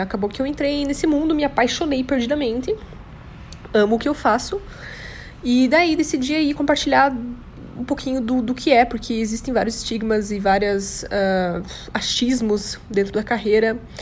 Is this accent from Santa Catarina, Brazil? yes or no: yes; São Bento do Sul, Santa Catarina, Brazil; also born or lived in Curitiba, Paraná; eu nasci em Curitiba, mas eu só fui lá, me pariram e eu nasci e voltei para São Bento do Sul, entendeu? Então eu sou catarinense